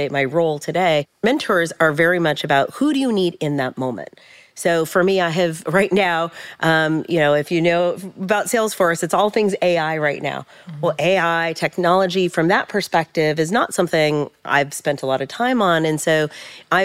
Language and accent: English; San Jose, California, United States; I grew up in San Jose, California